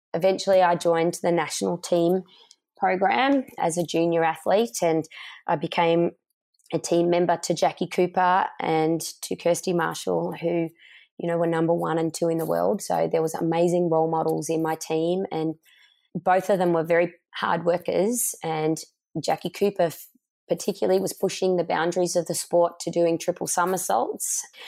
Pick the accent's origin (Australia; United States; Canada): Australia; growing up in Australia where sport was a really big part of our lifestyle